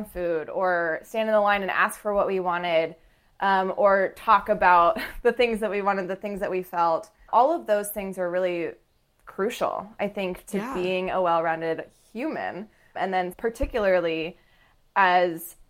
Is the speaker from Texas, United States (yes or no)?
yes; Grapevine, Texas, United States; moved away as an adult; also born or lived in Ohio; I'm from Grapevine, Texas. It's a suburb outside of Dallas